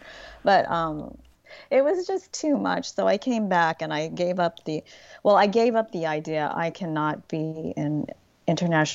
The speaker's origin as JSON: {"language": "English", "country": "United States", "said": "how American I am and just all the cultural references that I grew up"}